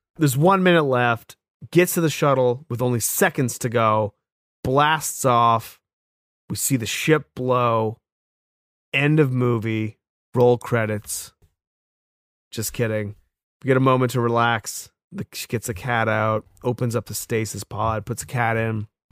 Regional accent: New England, United States; accent: New England; my New England accent

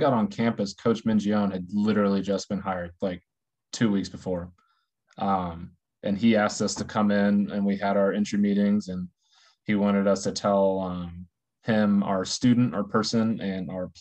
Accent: Terre Haute, Indiana, United States; born and raised in Terre Haute, Indiana

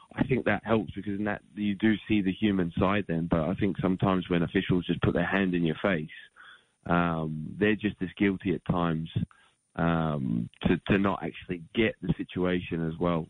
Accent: Australia; growing up in Australia

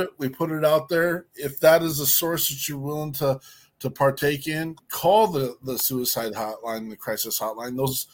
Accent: Minnesota, United States; we're from Minnesota

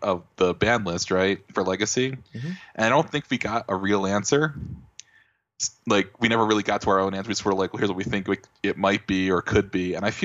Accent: Rochester, New York, United States; my hometown Rochester Americans

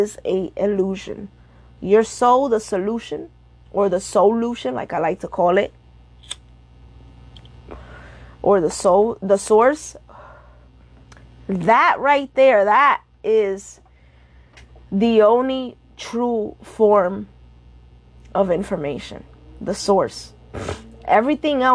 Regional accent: New York City, New York, United States; I'm Dominican and Puerto Rican. That's my background. I was born and raised in New York City

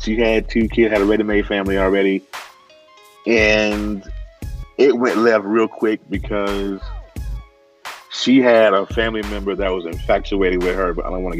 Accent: the South, United States; I'm from the South, man.

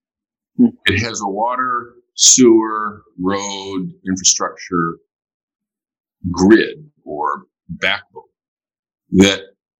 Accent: Flint, Michigan, United States; I mean, we, in my hometown, we're very fortunate in that Charles Stewart Mott, one of the founders of General Motors

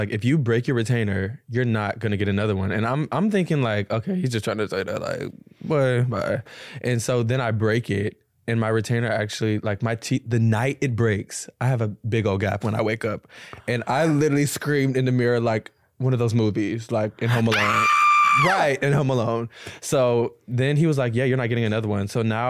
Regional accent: Georgia, United States; Georgia. So deep south, like.

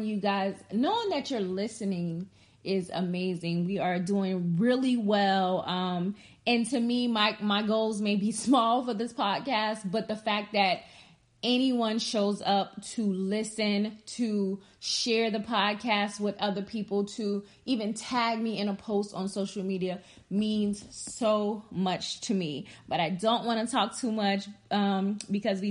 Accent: Charleston, South Carolina, United States; Charleston, South Carolina, because that's where I was born at, and I am from South Carolina

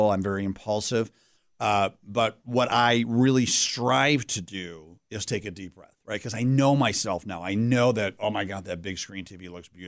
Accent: Pittsford, New York, United States; also born or lived in Greece, New York; I'm a Rochester guy, born and bred here, uh, as all good Italians. I was born in Greece, New York. Oh. And, uh, but we

